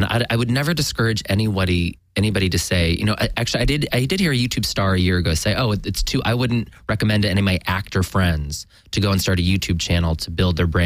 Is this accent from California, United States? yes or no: yes; Sacramento, California, United States; moved away; I'm actually originally from Sacramento